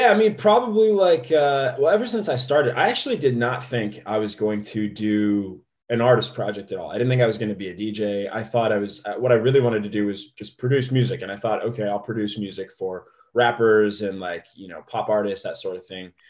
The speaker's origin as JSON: {"language": "English", "region": "Midwest", "country": "United States", "said": "but I'm from the Midwest."}